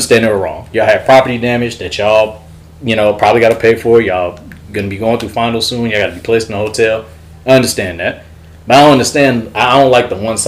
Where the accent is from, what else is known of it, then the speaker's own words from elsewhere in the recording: Mosey, Texas, United States; I'm from Mosey, Texas, and my father's side's from Louisiana